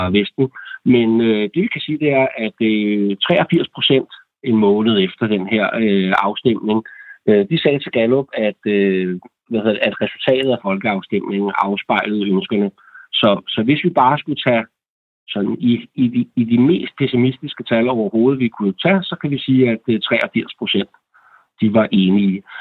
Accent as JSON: {"language": "Danish", "country": "Denmark", "said": "vi som danskere"}